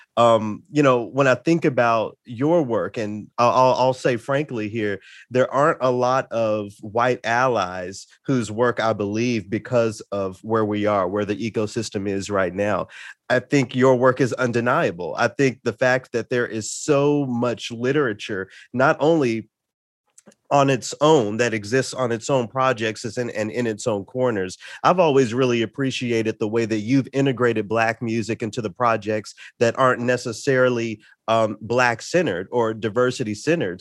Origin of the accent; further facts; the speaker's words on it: Memphis, Tennessee, United States; I grew up in Memphis